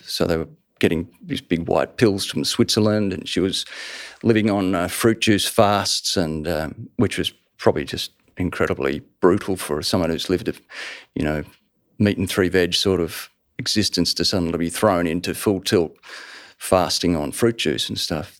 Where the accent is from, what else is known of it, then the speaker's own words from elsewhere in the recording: Melbourne, Victoria, Australia; I lived the first ten years of my life in that street in Surrey Hills in Melbourne